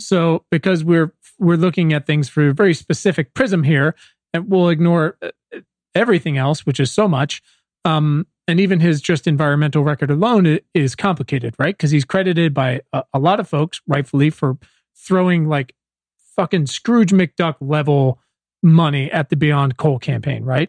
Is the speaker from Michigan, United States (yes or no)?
no; Virginia, United States; I think I'm from Virginia